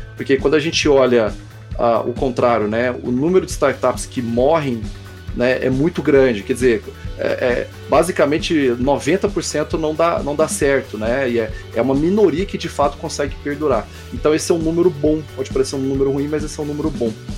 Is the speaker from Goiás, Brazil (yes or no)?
yes; Goiânia, Goiás, Brazil; Eu sou de Goiânia